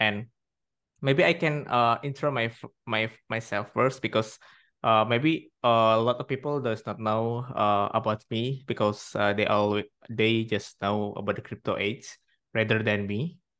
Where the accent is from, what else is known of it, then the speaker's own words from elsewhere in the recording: Indonesia; I'm from Indonesia